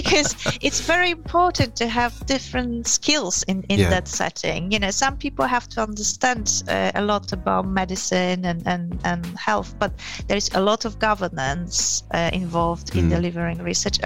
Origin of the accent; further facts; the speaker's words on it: Poland; moved away as an adult; also born or lived in Yorkshire, England / London, England / Gillingham, England; now in England; I come from Poland originally. I have been in England probably longer than in Poland, lived in England longer than in Poland now.